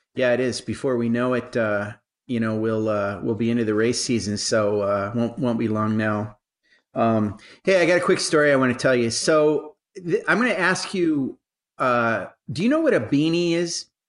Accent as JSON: {"language": "English", "country": "United States", "tie": "born or raised there", "said": "where I, I grew up, right across the border from Canada"}